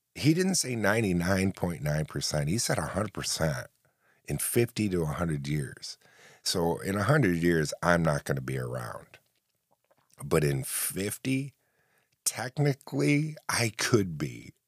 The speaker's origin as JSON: {"language": "English", "area": "upstate New York", "region": "central New York", "country": "United States", "said": "Because I live in central New York, upstate New York"}